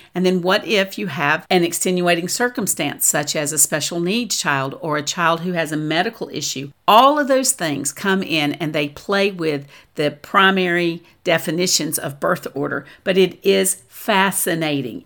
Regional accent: the South, United States; I'm from the South

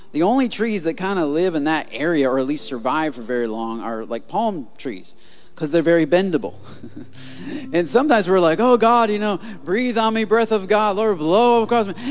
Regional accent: Michigan, United States; I'm from Michigan

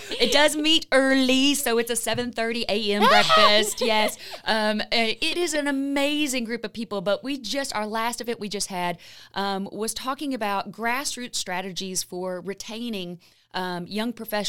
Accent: Lexington, Kentucky, United States; I am from Lexington. I am from Lexington.

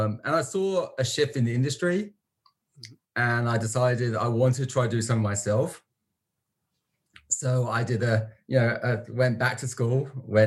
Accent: London, United Kingdom; moved away as an adult; also born or lived in United States; now in Vancouver, Canada; So originally from London, from the UK, not the Canadian London

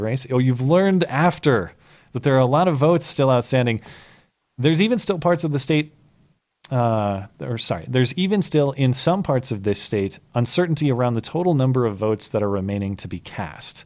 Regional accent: Montana, United States; my home state senator, survives in Montana

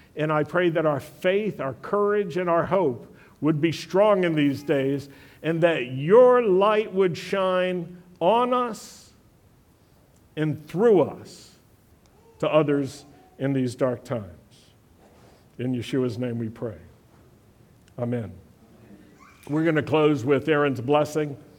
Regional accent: Blue Ridge Mountains, Virginia, United States; moved away; also born or lived in Europe; I grew up in the Blue Ridge Mountains in Virginia

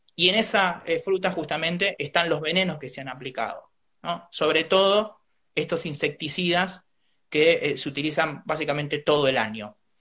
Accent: Trenque Lauquen, Buenos Aires Province, Argentina; yo soy nacido en Trenkelauken

